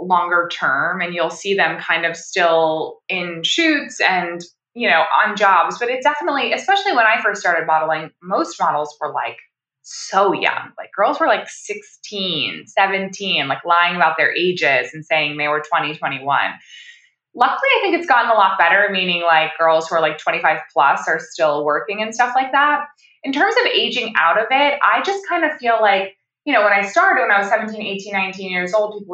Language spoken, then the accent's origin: English; upstate New York, United States; I'm from upstate New York